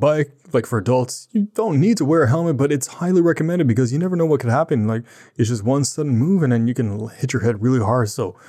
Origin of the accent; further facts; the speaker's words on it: Canada; I'm from Canada